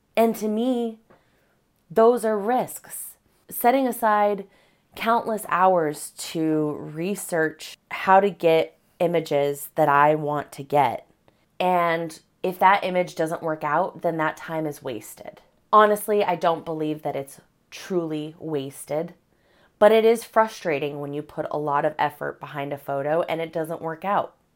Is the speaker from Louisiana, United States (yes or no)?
no; Colorado, United States; moved away as an adult; now in Washington, United States; Being from Colorado